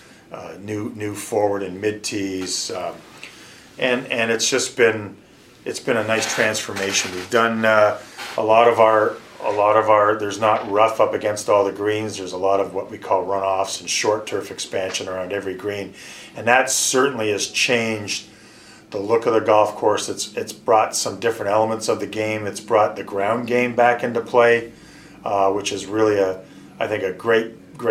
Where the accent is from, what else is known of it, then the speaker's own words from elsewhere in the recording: Canada; moved away as an adult; now in Buffalo, United States; we're from Canada